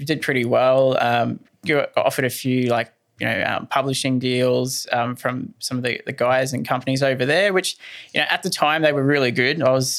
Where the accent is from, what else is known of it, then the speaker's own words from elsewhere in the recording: Ingham, Queensland, Australia; I'm a North Queensland product. I'm from Ingham